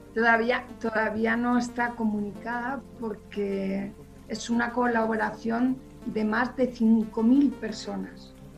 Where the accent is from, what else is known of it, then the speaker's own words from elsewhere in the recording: Villarejo de Salvanés, Community of Madrid, Spain; also born or lived in Aranjuez; mi pueblo, ¿no? Que, es un pueblo pequeñito de Madrid